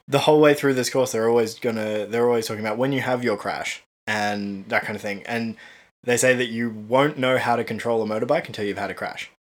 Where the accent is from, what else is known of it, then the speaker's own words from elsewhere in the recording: Cairns, Queensland, Australia; also born or lived in Tasmania; now in Brisbane, Australia; we grew up in Cairns where it would rain six months of the year.